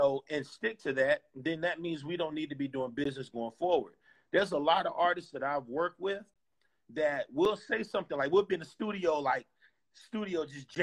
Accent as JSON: {"language": "English", "town": "Clearwater", "region": "Florida", "country": "United States", "said": "I'm from Tampa Bay."}